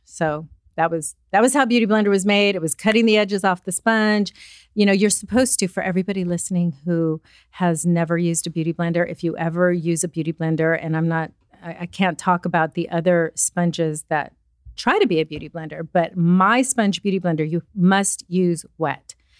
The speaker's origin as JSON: {"language": "English", "town": "Los Angeles", "region": "California", "country": "United States", "tie": "born or raised there", "also_born_or_lived": "Pennsylvania", "said": "I am from Southern California, but currently bi-coastal"}